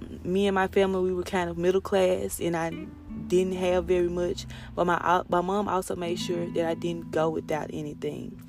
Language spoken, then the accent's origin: English; Kent, Mississippi, United States; I was born and raised in Kent, Mississippi